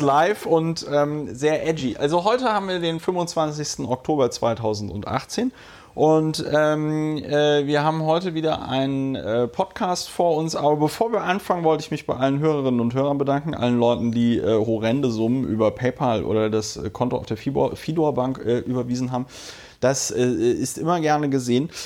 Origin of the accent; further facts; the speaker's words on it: Germany; now in Berlin, Germany; im äh, Rheinland, wo ich aufgewachsen bin